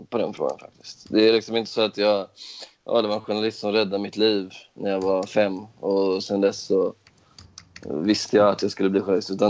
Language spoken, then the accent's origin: Swedish; Skåne, Sweden; accent: Scanian; Ja, men jag är inte Mats mattfockt. Jag är inte från Dalarna.